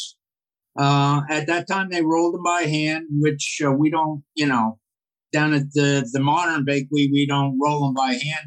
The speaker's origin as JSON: {"language": "English", "town": "Reading", "region": "Pennsylvania", "country": "United States", "tie": "born or raised there", "also_born_or_lived": "Lititz, Pennsylvania", "said": "I grew up in a suburb outside of Reading, Pennsylvania"}